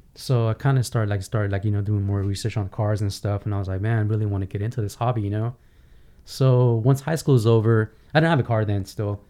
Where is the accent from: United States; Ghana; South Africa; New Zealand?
United States; Glendale, California; English is a second language; also born or lived in Iran; I grew up in Glendale, California